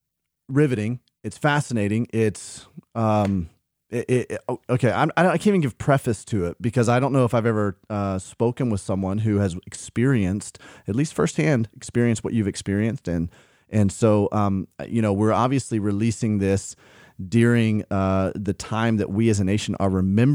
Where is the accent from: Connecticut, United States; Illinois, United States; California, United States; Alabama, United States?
Alabama, United States; I grew up in Alabama.